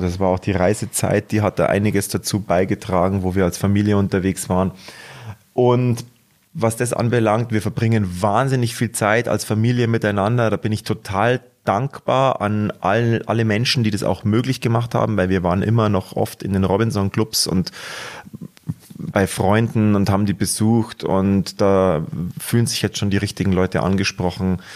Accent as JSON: {"language": "German", "town": "Munich", "region": "Bavaria", "country": "Germany", "accent": "Munich dialect (Bavarian)", "said": "ich möchte schon den authentischen Münchner Ton beibehalten"}